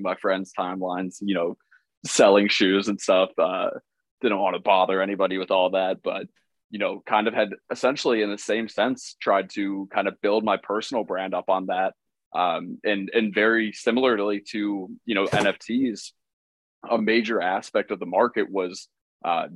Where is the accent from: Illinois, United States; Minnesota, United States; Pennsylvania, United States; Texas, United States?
Illinois, United States; Chicago; I was being from Chicago